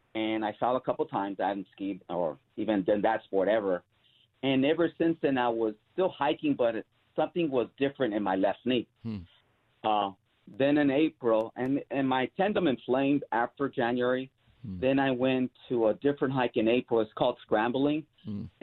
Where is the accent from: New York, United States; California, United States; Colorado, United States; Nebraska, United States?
California, United States; Los Angeles; also born or lived in Cudahy, California; I went to Theodore Roosevelt High School in Boyle Heights